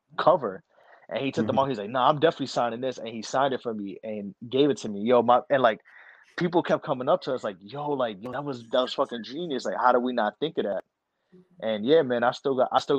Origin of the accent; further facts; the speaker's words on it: New York, United States; I'm from New York.